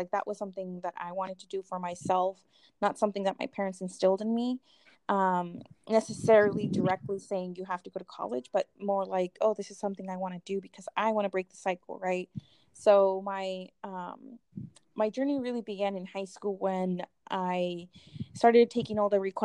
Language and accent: English; Northern California, United States; also born or lived in Mexico City, Mexico; I originally from Mexico City. I grew up in Northern California. I also was brought, well, not also, but I was brought in to Northern California when I was 4.